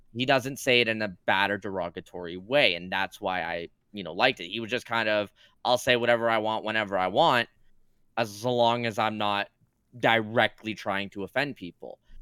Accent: Canada; I'm Canadian

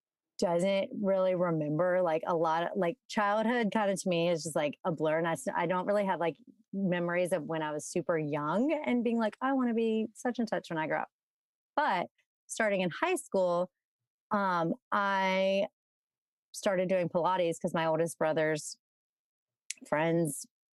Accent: Baton Rouge, Louisiana, United States; moved away as an adult; also born or lived in Austin, Texas; now in Jackson, Mississippi, United States; So I grew up in Baton Rouge, Louisiana, not far from Jackson, where my husband's from. Grew up in Baton Rouge, stayed there until college, and I went to UT, University of Texas in Austin, for college. Louisiana girl.

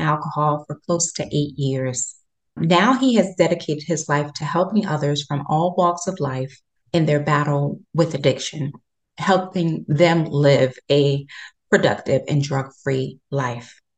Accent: New Jersey, United States; I'm from Jersey

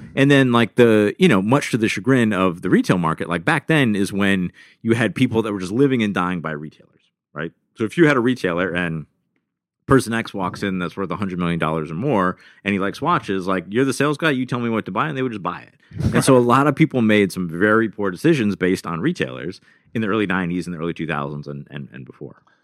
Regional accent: Rochester, New York, United States; I was born in Rochester, New York

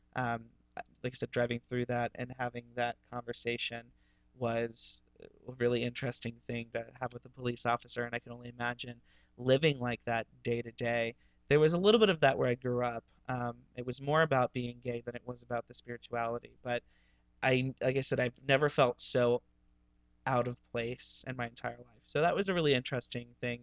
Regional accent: Ohio, United States; moved away; growing up in Ohio

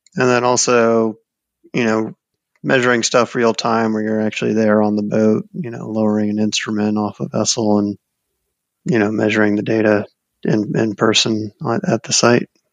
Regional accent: South Florida, United States; also born or lived in New Orleans; I grew up in South Florida around the ocean

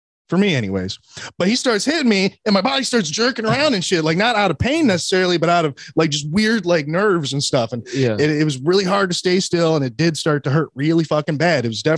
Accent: United Kingdom; But I'm also British, so I'm like limey.

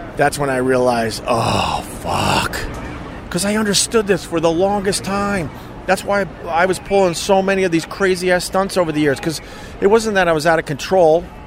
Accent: Long Island, New York, United States; Being a local, growing up on Long Island, and coming into New York City

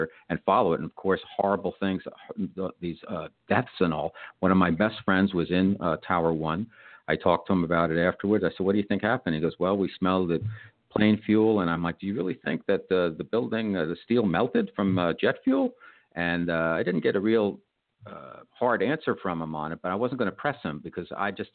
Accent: New York, United States; being a New Yorker, I was here on the day 9/11

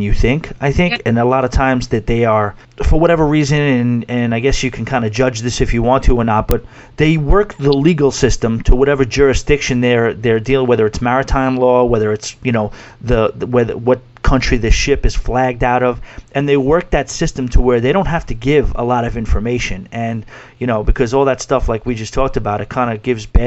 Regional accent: New York City, New York, United States; also born or lived in Florida; I'm from New York City and I run bars in New York City.

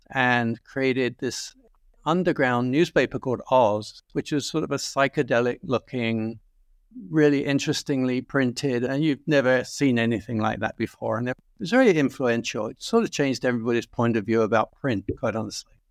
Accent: London, United Kingdom; Well, yes. Yes, West London. Uh, it was quite near Heathrow. It was a very quiet, sleepy town, to be quite frank.

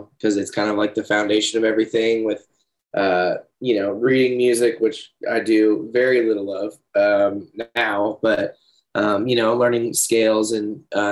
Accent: Leesburg, Florida, United States; also born or lived in Georgia / Ocala, Florida; I was born in Leesburg, Florida. I lived there until fourth grade

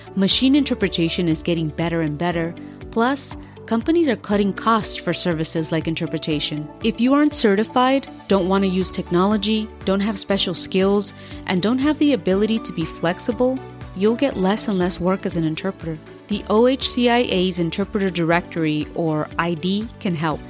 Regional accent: California, United States; as a Californian

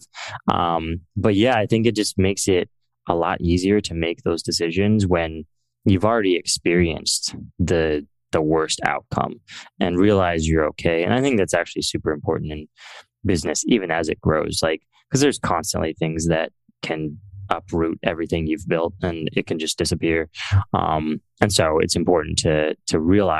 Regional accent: Central Valley of California, United States; I grew up in the Central Valley of California, which is pretty non-technical.

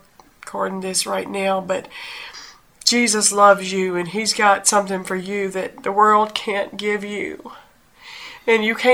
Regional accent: Louisiana, United States; we're just a simple country people from Louisiana

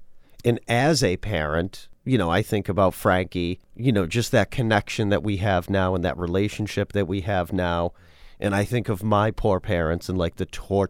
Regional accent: Worcester, Massachusetts, United States; I do know growing up, again, I am from Worcester, mm-hmm. Massachusetts.

